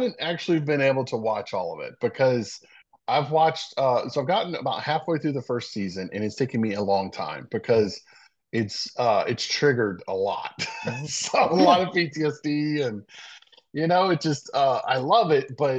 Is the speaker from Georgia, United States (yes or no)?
yes; Savannah, Georgia, United States; also born or lived in Meridian, Mississippi; I lived pretty much my old childhood here in Savannah, going to the beach